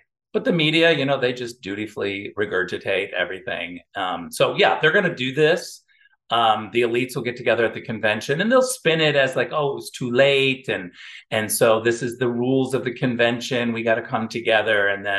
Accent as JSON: {"language": "English", "region": "California", "country": "United States", "said": "When I see that as a Californian, it's so obvious to me what's happening in California."}